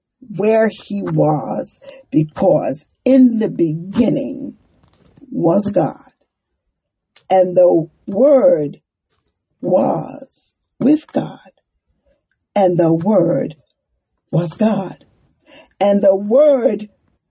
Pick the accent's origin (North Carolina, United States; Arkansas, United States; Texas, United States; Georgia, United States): North Carolina, United States; Durham; also born or lived in Monroe; I was born in Monroe, but I grew up in Durham